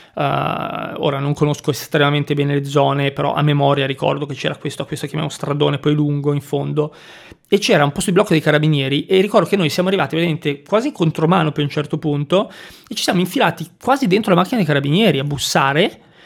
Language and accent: Italian; Liguria, Italy; moved away as an adult; also born or lived in Milan; sono partito dal mio paesino della Liguria, sono andato su a Milano e, e lì sono rimasto